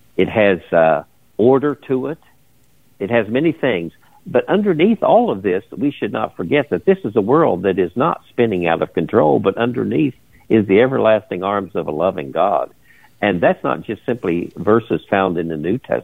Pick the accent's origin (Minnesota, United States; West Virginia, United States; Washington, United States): West Virginia, United States; Charleston; moved away as an adult; also born or lived in Raynell, West Virginia / Hudson Valley, New York; I was born in a place called Raynell, which is in the sticks. But I grew up in Charleston